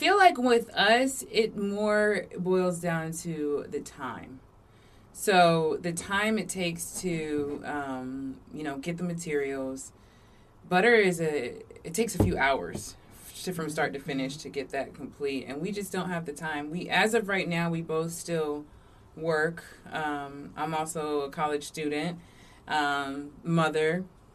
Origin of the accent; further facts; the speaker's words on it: Virginia Beach, Virginia, United States; was born here in Virginia Beach. I feel like I'm like one of the last Virginia Beach natives